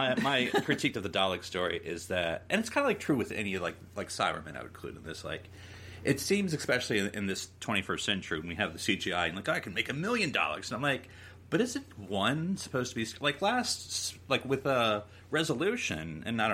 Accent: United States; I'm American. I'm talking from an American point of view.

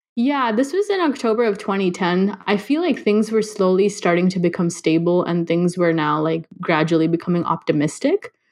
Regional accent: Los Angeles, California, United States; also born or lived in India; growing up

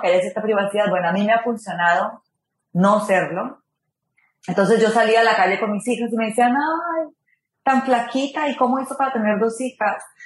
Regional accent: Ibagué, Tolima, Colombia; moved away; En Colombia nací en Ibagué

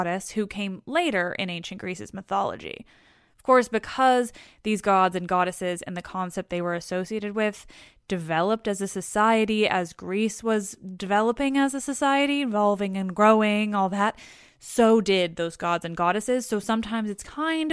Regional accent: Canada; I'm Canadian

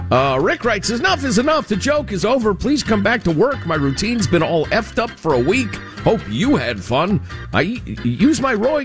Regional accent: Idaho, United States; As a young boy growing up in Idaho, I was able to dig tunnels in the snowdrifts that would accumulate in our yard.

